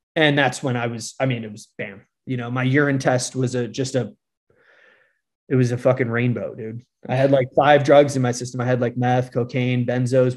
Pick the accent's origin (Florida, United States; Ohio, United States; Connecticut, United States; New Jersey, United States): Connecticut, United States; also born or lived in Fort Worth, Texas; I'm originally from Connecticut